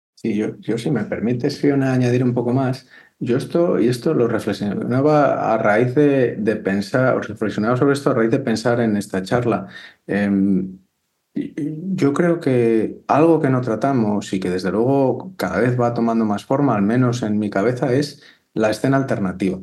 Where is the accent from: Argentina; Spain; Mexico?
Spain; Valladolid, Castile and León; yo soy de Valladolid